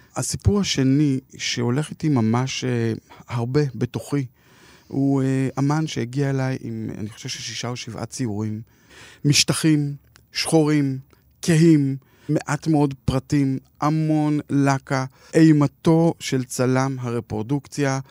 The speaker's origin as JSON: {"language": "Hebrew", "town": "Jerusalem", "region": "Jerusalem District", "country": "Israel", "tie": "born or raised there", "said": "אני גדלתי ברחביה בירושלים, למדתי בגימנסיה רחביה"}